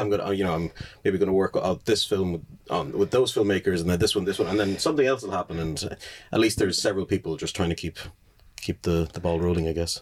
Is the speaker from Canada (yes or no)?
no; Limerick, Munster, Ireland; also born or lived in Dublin; I was born in Dublin, but I've grown up my whole life in Limerick